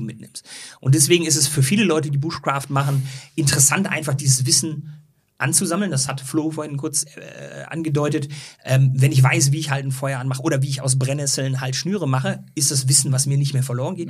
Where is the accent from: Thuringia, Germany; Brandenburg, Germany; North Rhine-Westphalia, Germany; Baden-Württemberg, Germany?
North Rhine-Westphalia, Germany; Ruhr area; moved away; also born or lived in Swabian Jura; Ich komme ursprünglich aus dem Ruhrgebiet